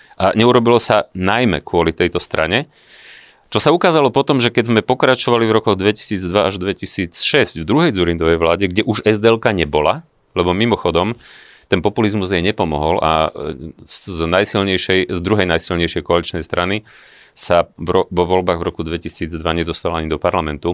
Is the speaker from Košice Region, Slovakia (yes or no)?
no; Vranov nad Topľou, Prešov Region, Slovakia; Ja som z malého mesta, ja som, ja som z Vranova. Dnes mi tam žije rodina